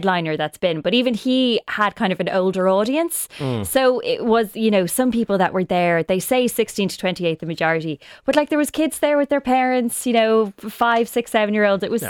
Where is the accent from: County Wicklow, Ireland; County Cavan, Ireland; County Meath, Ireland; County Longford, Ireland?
County Meath, Ireland; Drogheda; I'm actually from Meath. Well, I'm from Drogheda